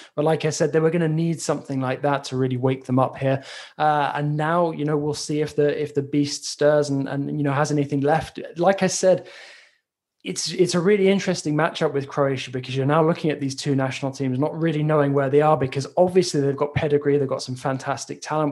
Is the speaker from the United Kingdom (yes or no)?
yes; England, United Kingdom; as an Englishman